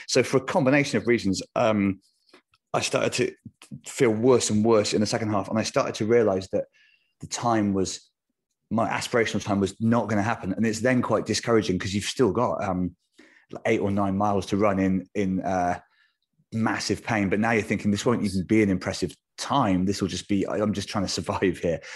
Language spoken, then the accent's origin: English; United Kingdom; for a British person